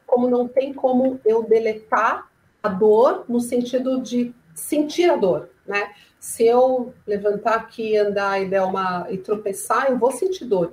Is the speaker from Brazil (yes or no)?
yes; São Paulo, Brazil; sou de São Paulo